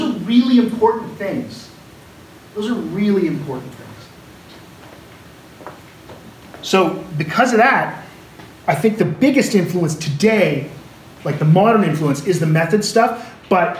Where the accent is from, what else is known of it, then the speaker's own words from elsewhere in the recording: Canada; when I say we, I mean Anglophone Canadians